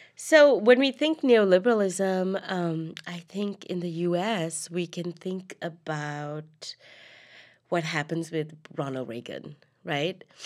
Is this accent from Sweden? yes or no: no; Colombo, Western Province, Sri Lanka; moved away as an adult; I grew up in Colombo, the capital in the South